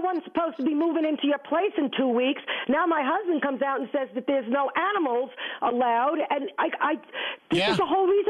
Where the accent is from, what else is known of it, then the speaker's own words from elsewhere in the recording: New Jersey, United States; I'm from Jersey.